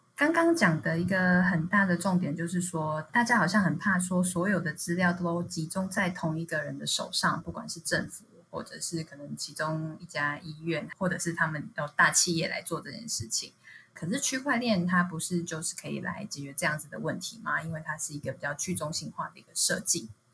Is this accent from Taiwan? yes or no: yes; Taiwan; 我台湾人，我去韩国玩